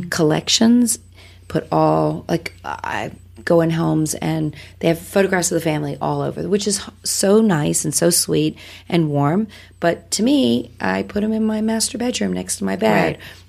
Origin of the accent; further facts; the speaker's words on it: Wales, United Kingdom; now in United States; I was born in Wales. I'm I'm the immigrant